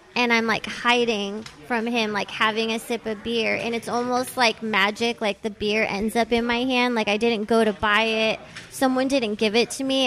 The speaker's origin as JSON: {"language": "English", "town": "Thousand Oaks", "region": "California", "country": "United States", "tie": "born or raised there", "also_born_or_lived": "San Fernando Valley, Los Angeles", "accent": "the Valley", "said": "I grew up mostly in Thousand Oaks, which is sort of not like the Valley Valley, but it's like a little further north in Ventura County"}